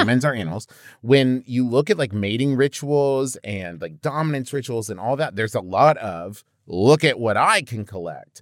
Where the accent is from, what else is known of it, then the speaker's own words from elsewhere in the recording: Huntington, West Virginia, United States; I'm from Huntington, West Virginia, home of the Thundering Herd